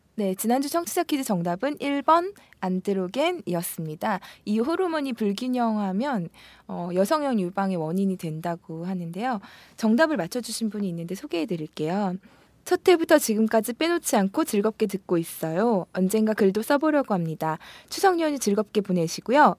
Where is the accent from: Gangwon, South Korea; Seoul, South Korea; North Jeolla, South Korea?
Seoul, South Korea; 저는 운이 좋게도 서울에서 태어나서 서울에 집이 있는데